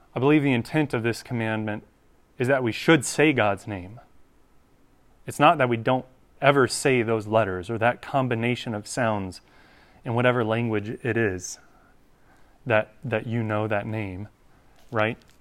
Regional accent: North Carolina, United States; I grew up in North Carolina

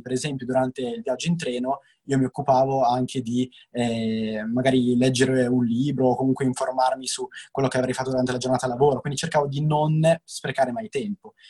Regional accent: Novara, Piedmont, Italy; io sono di Novara

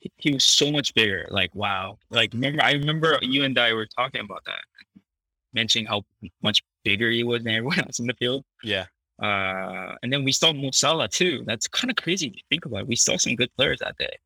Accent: Canada; moved away as an adult; all these American brands that I've never eaten growing up in Canada.

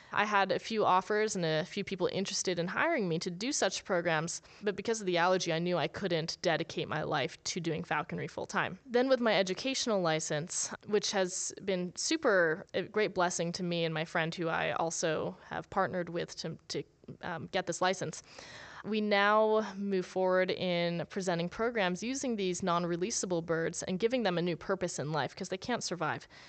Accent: New Jersey, United States; moved away; also born or lived in Las Vegas; Growing up in New Jersey

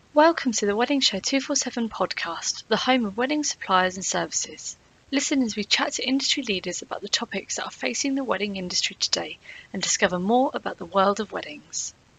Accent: England, United Kingdom; now in Italy; I am English, you know, um, living in Italy

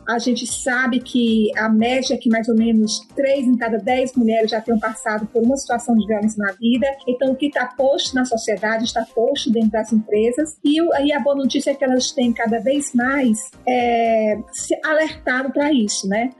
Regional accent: Fortaleza, Ceará, Brazil; eu sou de Fortaleza, Ceará, cidade natal da Maria da Penha

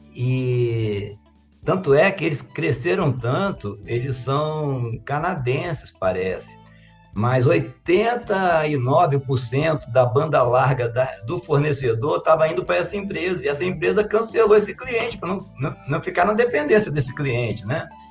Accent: Colatina, Espírito Santo, Brazil; also born or lived in Vila Velha; now in Santa Teresa, Brazil; eu nasci em Colatina, é, em 1961

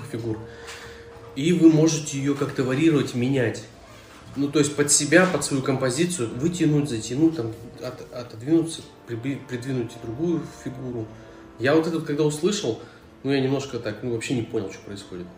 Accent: Chelyabinsk, Chelyabinsk Oblast, Russia; я из Челябинска, в школе было все плохо

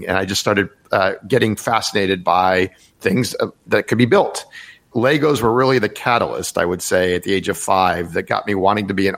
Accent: Rockville, Maryland, United States; I grew up in Rockville, Maryland, which is not that far outside of DC

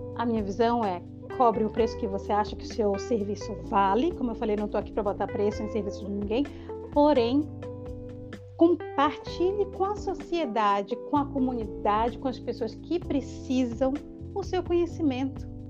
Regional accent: Brazil; moved away; a professora que sou eu, que sou brasileira

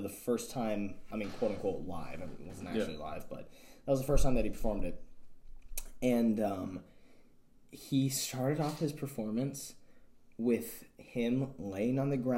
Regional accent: United States; I'm a white dude, growing up in America

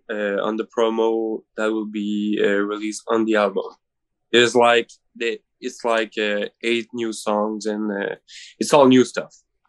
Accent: Rimouski, Quebec, Canada; We're from Rimouski.

